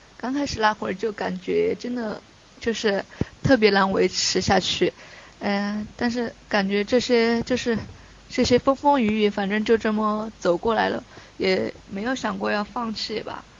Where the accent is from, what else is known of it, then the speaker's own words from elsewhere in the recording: Chongqing, China; 我是重庆人